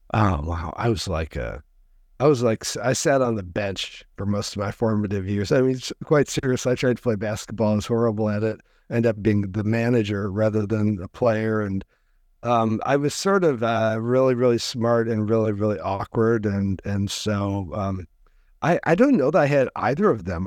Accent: DeKalb, Illinois, United States; now in West Coast, United States; I grew up in the Midwest, uh, a, a small university town. My parents were college professors, uh, called DeKalb, Illinois

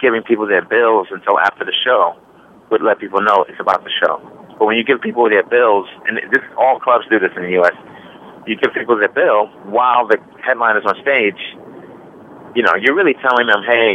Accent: United States; as an American

